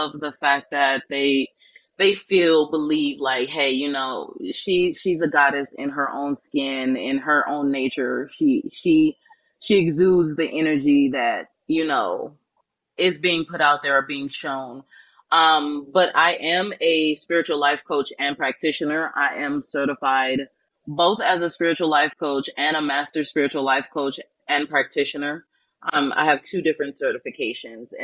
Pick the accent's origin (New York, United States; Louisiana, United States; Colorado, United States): Louisiana, United States; New Orleans; accent: southern; I grew up in New Orleans, Louisiana. And so that's my hometown.